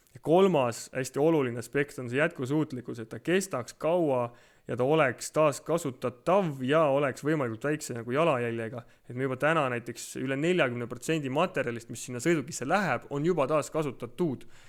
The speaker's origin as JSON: {"language": "Estonian", "town": "Tartu", "region": "Tartu County", "country": "Estonia", "said": "ma olen Tartust pärit"}